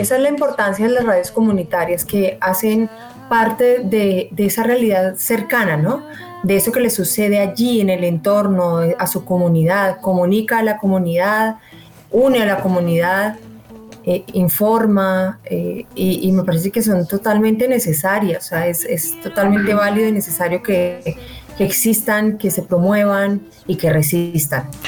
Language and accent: Spanish; Armenia, Quindío, Colombia; moved away; also born or lived in Bogotá; soy de Armenia, pero viví mucho tiempo en Bogotá y volver a la tierra me ha conectado de nuevo con mi entorno, con mis raíces